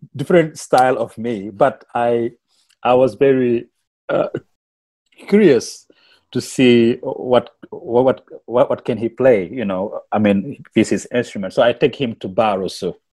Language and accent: English; Senegal; first language Wolof; English is a second language; moved away as an adult; now in Melbourne, Australia; I'm from Senegal too. And we, we, we speak the we, we speak our language back home like Wolof